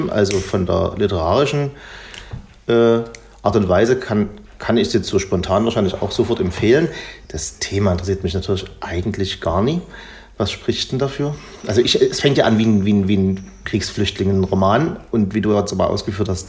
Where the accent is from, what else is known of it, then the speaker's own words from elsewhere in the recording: East Germany, Germany; Ich komme aus dem Osten.